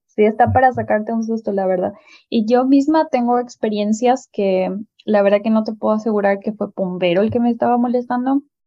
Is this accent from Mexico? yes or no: no; Paraguay; En mi país